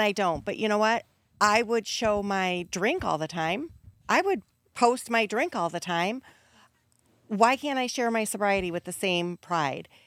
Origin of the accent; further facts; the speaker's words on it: Wisconsin, United States; Growing up in Wisconsin, the culture is so centered around alcohol